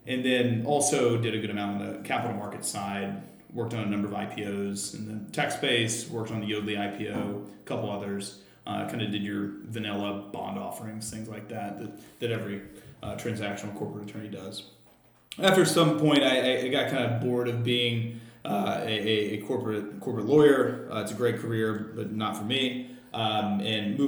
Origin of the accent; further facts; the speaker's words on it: Arkansas, United States; moved away; also born or lived in Mississippi; I'm from the southern U.S. I was born in Mississippi, grew up in Arkansas